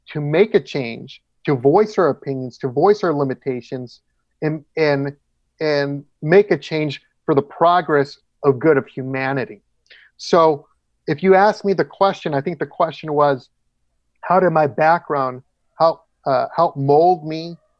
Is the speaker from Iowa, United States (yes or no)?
no; Orange, California, United States; also born or lived in Santa Ana, California; I was born in Santa Ana, California, which is in Orange County.